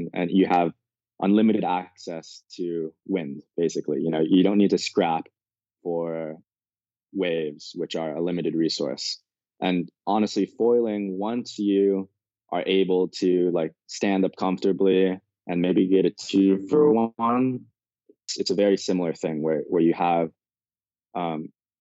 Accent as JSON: {"language": "English", "town": "Malibu", "region": "California", "country": "United States", "tie": "born or raised there", "said": "I'm originally from Malibu, born, raised there"}